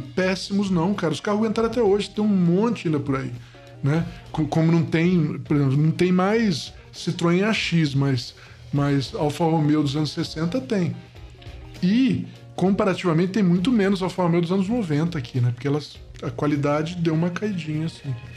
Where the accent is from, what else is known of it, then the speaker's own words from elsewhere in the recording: Niterói, Rio de Janeiro, Brazil; quando eu era moleque, em Niterói, no Rio de Janeiro